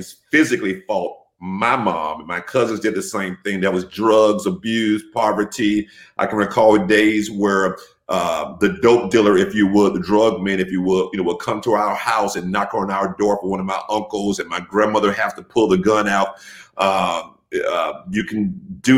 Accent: Jacksonville, Florida, United States; moved away as an adult; also born or lived in Miami, Florida; now in Savannah, United States; I was born and raised in Jacksonville for the most part. I relocated to Miami, Florida in about 93 to finish high school and then moved back to Jacksonville in 96.

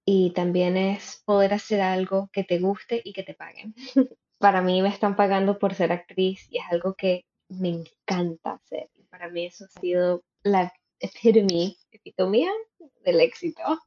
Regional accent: Miami, Florida, United States; accent: gringo; also born or lived in Venezuela; soy venezolana, criada en Miami, mi acento no tiene que ver nada con México

